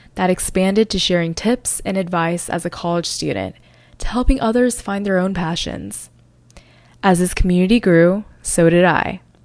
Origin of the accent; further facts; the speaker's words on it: North Carolina, United States; moved away as an adult; now in New York City, United States; I originally grew up in North Carolina with the constant feeling that I never truly fit in there. I moved to New York City after I graduated college